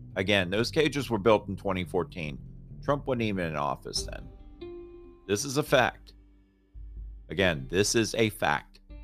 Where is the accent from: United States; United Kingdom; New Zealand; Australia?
United States; Florida; now in Raleigh, United States; I grew up in Florida